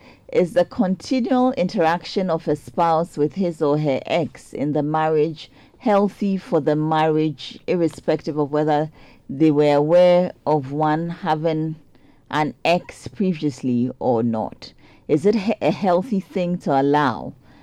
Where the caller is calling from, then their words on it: Botswana; Good morning. I'm listening from Botswana.